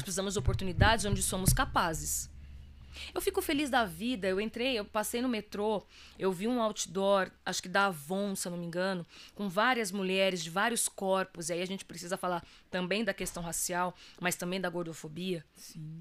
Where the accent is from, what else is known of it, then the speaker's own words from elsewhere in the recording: Ferraz de Vasconcelos, São Paulo, Brazil; also born or lived in Minas Gerais; eu sou cria do Alto Tietê